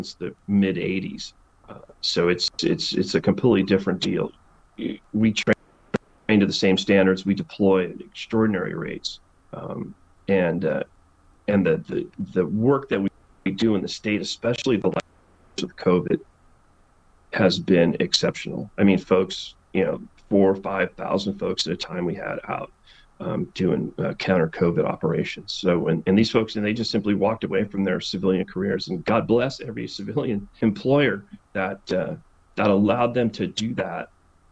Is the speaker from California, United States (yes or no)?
yes; Salinas, California, United States; I grew up in Salinas